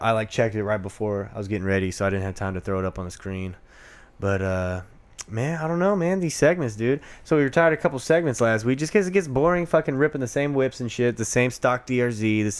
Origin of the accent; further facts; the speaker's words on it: Oakland, California, United States; I'm from Oakland. I'm white, though.